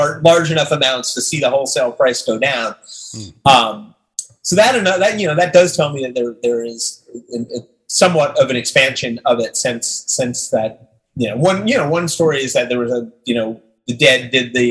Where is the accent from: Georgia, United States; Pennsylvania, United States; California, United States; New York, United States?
New York, United States; Long Island; I grew up on Long Island as well